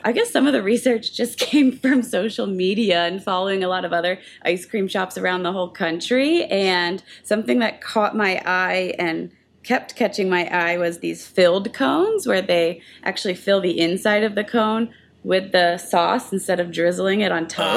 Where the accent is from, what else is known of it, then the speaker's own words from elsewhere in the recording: New Jersey, United States; moved away; I grew up in New Jersey